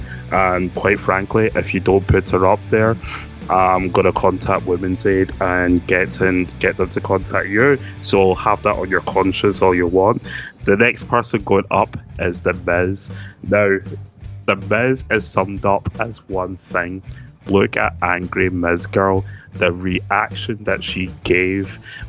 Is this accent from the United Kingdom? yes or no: yes; Scotland, United Kingdom; we're a Scottish podcast